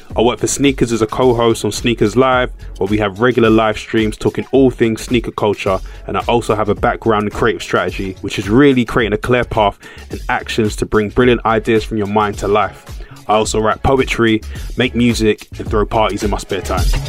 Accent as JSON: {"language": "English", "region": "London", "country": "United Kingdom", "said": "proudly from Hackney"}